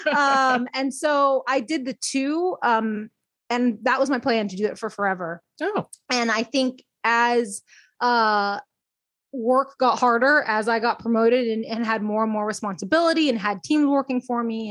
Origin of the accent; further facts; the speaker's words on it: Texas, United States; moved away as an adult; also born or lived in Baltimore, Maryland; now in Portland, United States; I'm originally from Texas